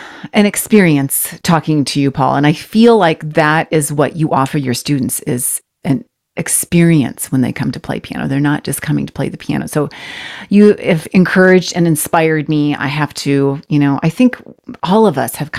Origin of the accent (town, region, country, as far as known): United States